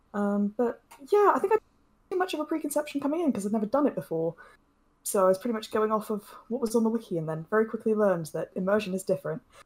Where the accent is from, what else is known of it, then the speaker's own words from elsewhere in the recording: United Kingdom; being a Brit